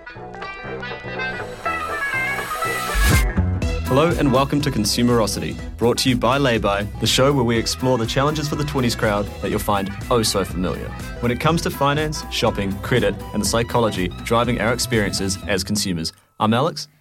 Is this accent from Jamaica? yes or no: no; New Zealand; moved away; I'm from New Zealand